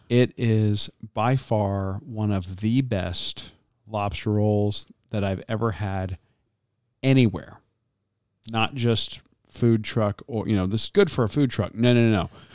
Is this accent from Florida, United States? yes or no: yes; Florida, United States; I'm growing up in Florida